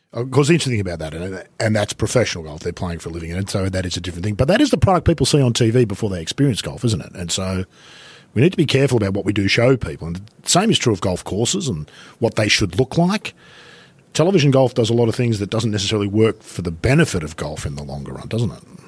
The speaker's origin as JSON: {"language": "English", "town": "Sydney", "region": "New South Wales", "country": "Australia", "tie": "born or raised there", "said": "We used to run around down in the bush behind our place where I grew up in North, North Sydney"}